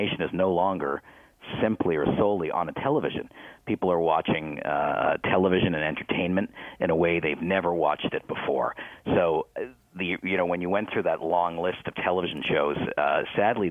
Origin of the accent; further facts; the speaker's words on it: Canada; we are Canadian